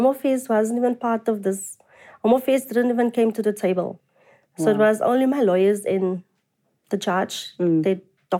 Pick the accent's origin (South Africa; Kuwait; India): South Africa; I'm a South African citizen.